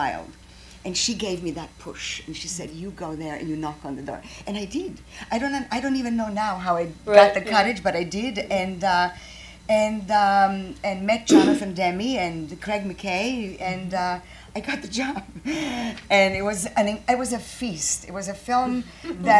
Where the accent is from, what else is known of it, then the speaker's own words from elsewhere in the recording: Croatia; English is a second language; moved away as an adult; also born or lived in Chicago; now in United States; I'm from Croatia, and I studied English and Italian.